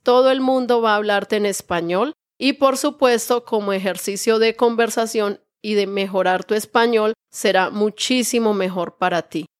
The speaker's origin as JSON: {"language": "Spanish", "area": "Real", "region": "Santander", "country": "Colombia", "tie": "born or raised there", "also_born_or_lived": "Santa Marta, Colombia", "moved": "as an adult", "lives_now": "Bucaramanga, Colombia", "said": "Yo soy de un pueblito muy pequeño de Colombia que está en nuestro departamento Santander y se llama Real. Cuando yo vivía en este pueblito había como 800 habitantes o mil habitantes tal vez en este pueblito. Un pueblito muy pequeño. Allí estudié mi primaria, mi secundaria"}